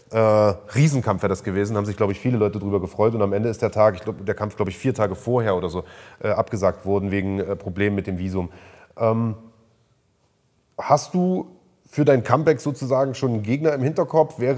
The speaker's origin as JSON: {"language": "German", "town": "Halle", "region": "Saxony-Anhalt", "country": "Germany", "said": "danke, dass ich hier sozusagen als Hallenser ja zu Gast sein darf."}